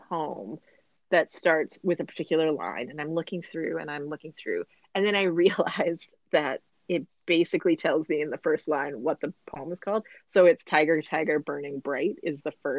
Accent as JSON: {"language": "English", "country": "Canada", "said": "we're properly Canadian kids"}